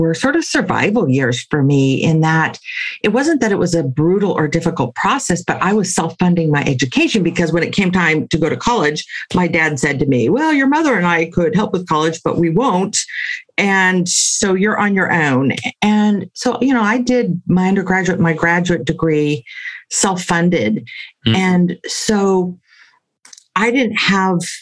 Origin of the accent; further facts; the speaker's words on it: San Francisco Bay Area, California, United States; I grew up here in the San Francisco Bay Area.